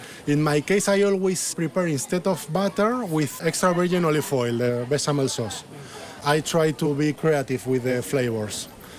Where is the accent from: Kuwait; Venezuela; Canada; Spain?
Spain; Madrid, Community of Madrid; English is a second language; moved away as an adult; now in Cambridge, United Kingdom; I came from Madrid, and I came here before I finished my studies